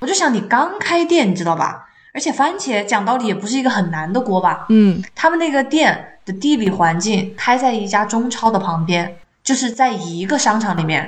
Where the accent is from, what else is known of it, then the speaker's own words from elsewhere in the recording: Chongqing, China; now in Seattle, United States; 我作为重庆人